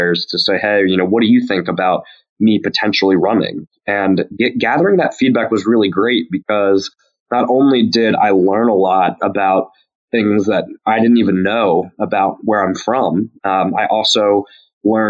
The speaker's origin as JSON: {"language": "English", "town": "Burlington", "region": "North Carolina", "country": "United States", "tie": "born or raised there", "said": "my hometown of Burlington"}